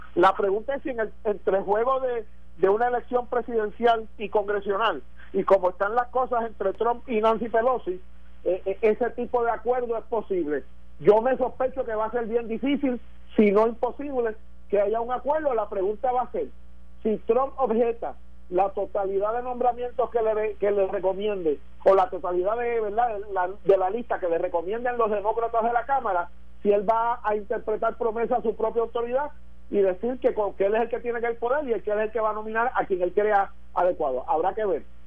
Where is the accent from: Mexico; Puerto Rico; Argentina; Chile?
Puerto Rico; como puertorriqueño